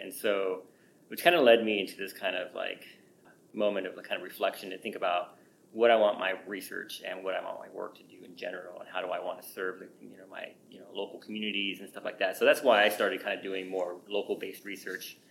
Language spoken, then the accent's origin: English; La Verne, California, United States; born or raised there; now in Colorado, United States